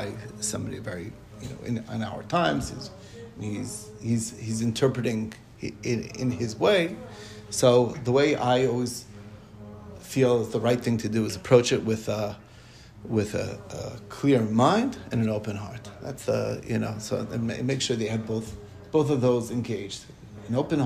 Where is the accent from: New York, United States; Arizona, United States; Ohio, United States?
New York, United States; Monsey; where I grew up in Muncie